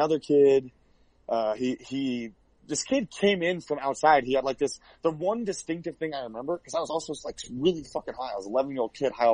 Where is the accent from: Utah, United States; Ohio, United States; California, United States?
Ohio, United States; We were basically hood rats who moved to, like, multiple small Ohio towns